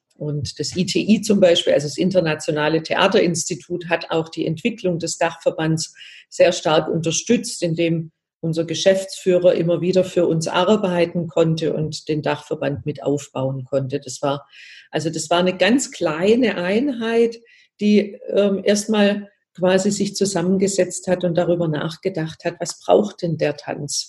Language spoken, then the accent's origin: German; Baden-Württemberg, Germany; ich komme ja aus Baden-Württemberg